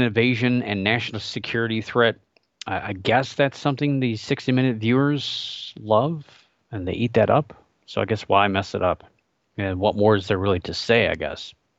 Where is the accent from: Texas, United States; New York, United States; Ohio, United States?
Ohio, United States; Northeast; I grew up in Northeast Ohio, still live here